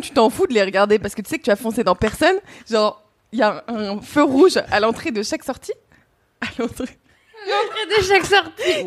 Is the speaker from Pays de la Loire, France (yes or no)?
no; Burgundy, Bourgogne-Franche-Comté, France